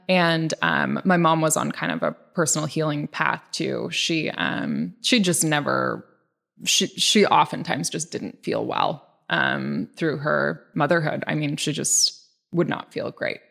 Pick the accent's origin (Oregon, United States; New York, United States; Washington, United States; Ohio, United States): Washington, United States; Bainbridge Island; also born or lived in Ballard, Seattle; I was born in Ballard and then we moved to Bainbridge when I was about 6